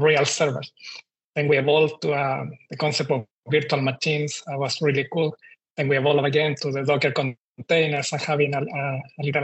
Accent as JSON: {"language": "English", "country": "Chile", "moved": "as an adult", "lives_now": "Australia", "said": "I'm from Chile. I moved to Australia around nine nine years ago now"}